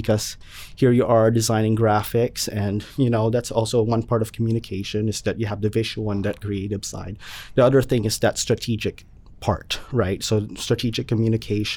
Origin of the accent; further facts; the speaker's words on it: Wallingford, Connecticut, United States; I'm from Wallingford.